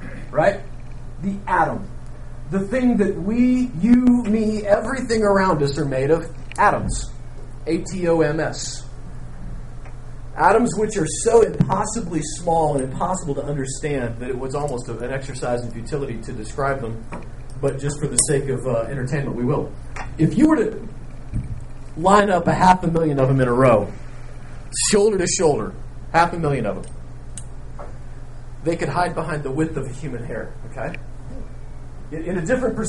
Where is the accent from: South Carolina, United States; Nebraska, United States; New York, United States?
Nebraska, United States; I grew up in Nebraska